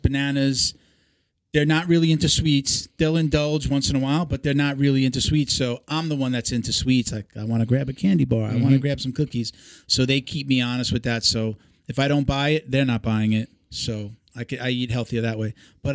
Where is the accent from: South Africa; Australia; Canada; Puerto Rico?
Puerto Rico; I'm Puerto Rican